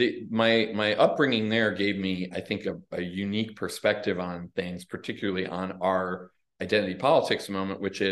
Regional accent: Des Plaines, Illinois, United States; I grew up in a trailer park in Des Plaines, Illinois

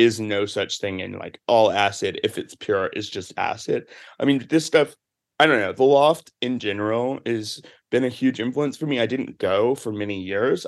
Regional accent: the South, United States; moved away; I'm from the South

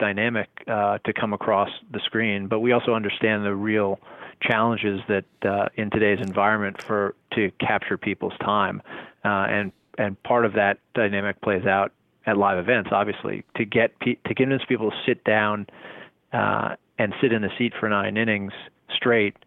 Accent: New Jersey, United States; I grew up in New Jersey in the 70s and 80s

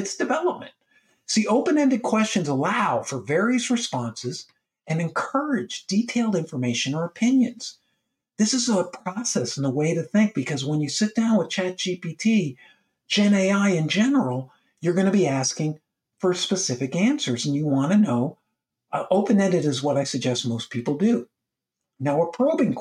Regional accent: United States; as I am American, and I work with people all over the world.

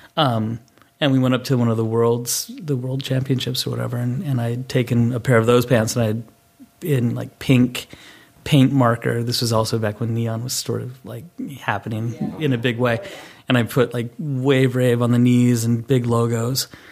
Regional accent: Boulder, Colorado, United States; I grew up in Boulder, Colorado

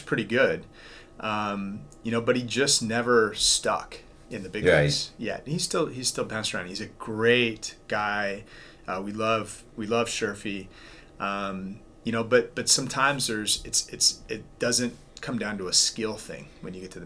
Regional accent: Tacoma, Washington, United States; Growing up in Tacoma and being a Mariners fan

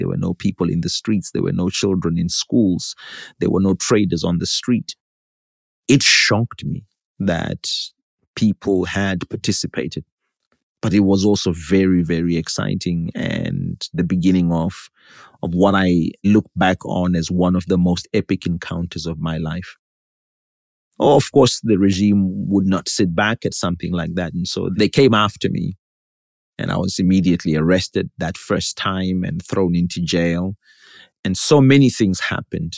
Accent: Zimbabwe; moved away as an adult; also born or lived in United States

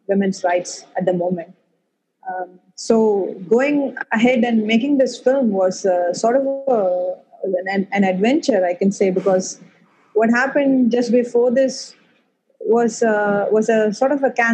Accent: Chennai, Tamil Nadu, India; I have pretty much lived my whole life in India

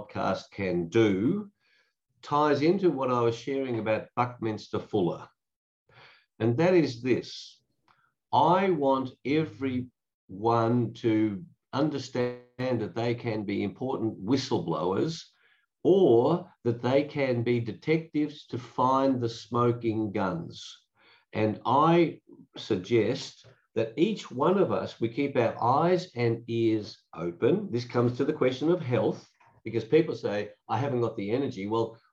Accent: Australia

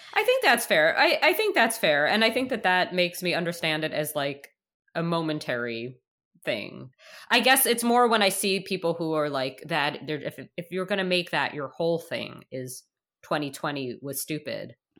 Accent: New York, United States; moved away as an adult; now in Canada; as a child growing up in New York

